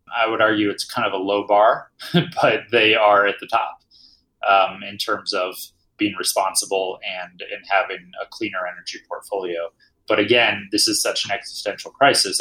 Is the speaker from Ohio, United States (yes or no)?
yes; Dayton, Ohio, United States; moved away as an adult; now in Colorado, United States; I'm originally from Ohio, from Dayton, Ohio